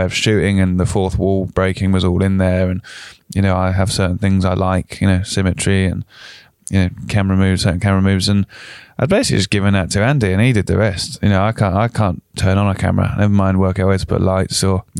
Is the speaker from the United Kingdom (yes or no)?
yes; London, United Kingdom; accent: Southern; also born or lived in York; I grew up in South London.